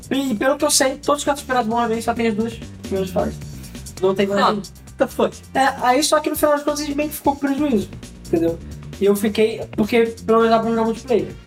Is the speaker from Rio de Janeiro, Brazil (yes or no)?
yes; Rio de Janeiro, Brazil; somos do Rio, cara. Normal.